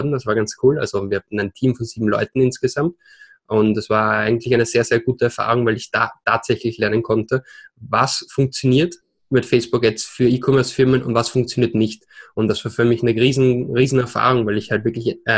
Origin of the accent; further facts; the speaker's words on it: Vienna, Austria; accent: Austrian; now in Barcelona, Spain; Äh, ich bin gebürtiger Österreicher aus Wien. Hört man vielleicht an meinem Akzent. Lebe aber jetzt seit drei Jahren schon hier in Barcelona